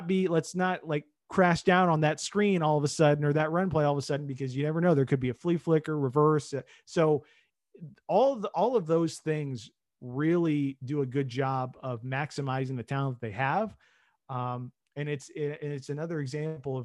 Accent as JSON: {"language": "English", "town": "Indianapolis", "region": "Indiana", "country": "United States", "tie": "born or raised there", "said": "I grew up in Indianapolis, obviously, and I grew up with watching Peyton Manning's offense here for so many years"}